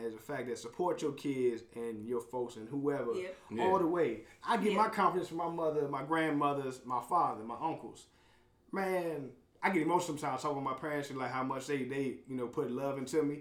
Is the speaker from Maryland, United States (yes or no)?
yes; Maryland, United States; my home state, Maryland